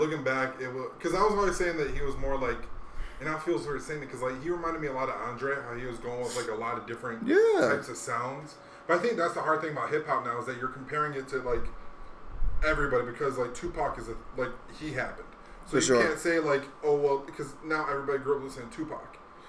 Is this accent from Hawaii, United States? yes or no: yes; Hawaii, United States; So I grew up in Hawaii.